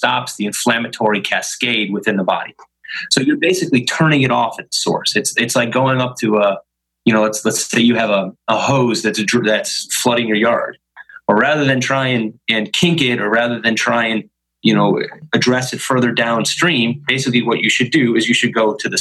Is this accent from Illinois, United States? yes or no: yes; Chicago, Illinois, United States; moved away as an adult; also born or lived in Stevens Point, Wisconsin / Philadelphia; I was born and raised in Chicago.